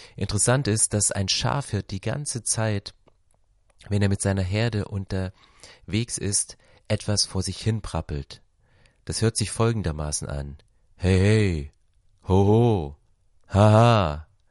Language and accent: German; Berlin, Germany; Ich komme aus Berlin